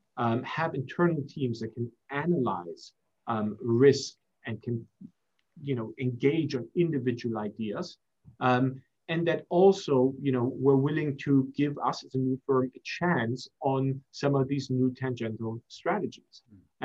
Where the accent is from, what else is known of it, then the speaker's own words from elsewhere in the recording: Germany; also born or lived in Singapore / United States; now in London, United Kingdom; I'm half German, half Egyptian. I was born in Singapore. My younger brother was born in Belgium. I was raised in Germany, went to university in the US, and live in London.